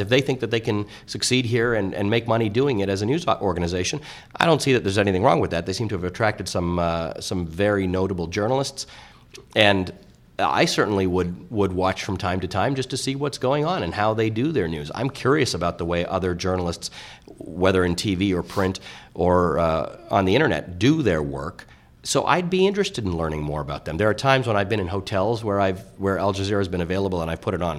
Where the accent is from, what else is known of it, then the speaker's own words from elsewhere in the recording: Toronto, Ontario, Canada; also born or lived in Kenya; I was raised in Canada. I, I go back to Africa a lot, but I was raised in Toronto.